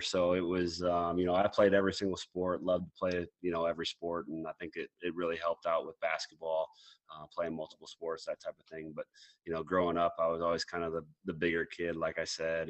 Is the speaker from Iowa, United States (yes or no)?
yes; Mason City, Iowa, United States; also born or lived in Lake Mills, Iowa; growing up Mason City, Iowa. Yeah, I moved from Lake Mills, Iowa, when I was in uh, when I was four years old, and, and then moved to to Mason City